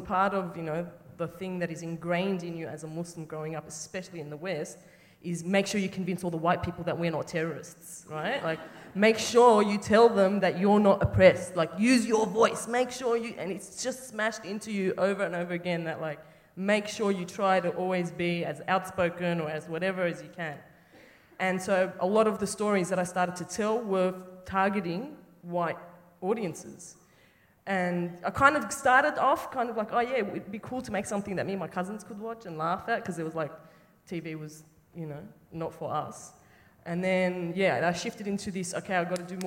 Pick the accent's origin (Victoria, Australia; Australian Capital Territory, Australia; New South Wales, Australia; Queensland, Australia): New South Wales, Australia; Sydney; moved away; I'm from Sydney initially, from Lekambas